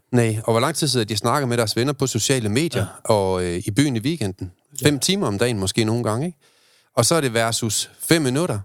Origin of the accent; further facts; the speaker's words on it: Aalborg, North Denmark Region, Denmark; jeg er fra Aalborg